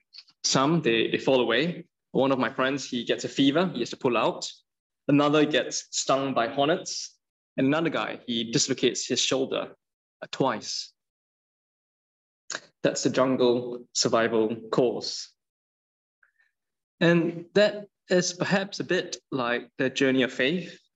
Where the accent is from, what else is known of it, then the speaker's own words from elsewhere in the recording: Singapore; moved away; I'm from Singapore